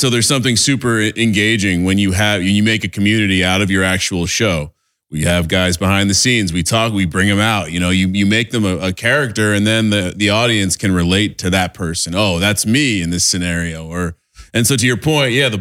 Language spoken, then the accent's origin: English; East Coast, United States; now in Los Angeles, United States; We're both from the East Coast